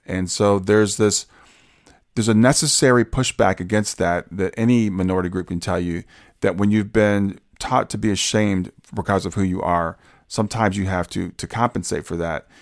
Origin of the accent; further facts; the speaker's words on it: Columbus, Ohio, United States; I grew up in Columbus, Ohio